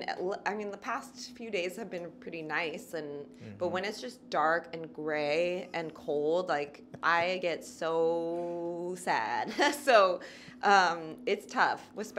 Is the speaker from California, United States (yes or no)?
yes; Seal Beach, California, United States; moved away as an adult; also born or lived in San Francisco Bay Area, California; now in Nashville, United States; Well, I'm from California originally. I'm from a little town called Seal Beach, which is right next to Long Beach, so Southern California. I went to school in Northern California, so... near San Francisco